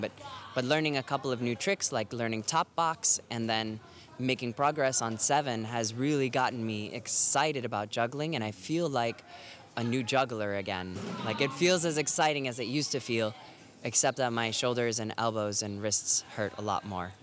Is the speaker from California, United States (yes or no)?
no; Florida, United States; now in Boston, United States; I live in Boston, but I'm originally from Florida